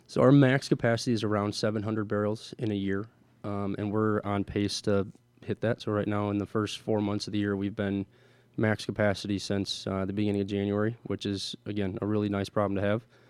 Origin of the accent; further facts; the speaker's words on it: Milwaukee, Wisconsin, United States; I'm born and raised in Milwaukee, Wisconsin here.